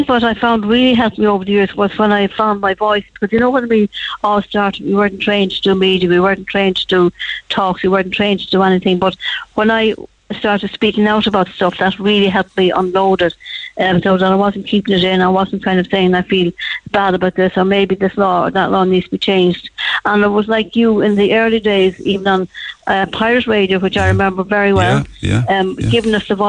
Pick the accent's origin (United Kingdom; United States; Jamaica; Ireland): Ireland; Cork, Munster; also born or lived in Dublin; I was born in Dublin, but I'm a true Cork woman, I think.